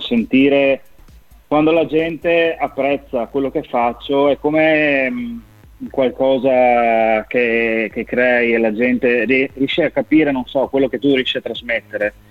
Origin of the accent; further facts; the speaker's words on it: Udine, Friuli-Venezia Giulia, Italy; accent: Friulian; now in San Giorgio della Richinvelda, Italy; sono originario di Udine, nato a Udine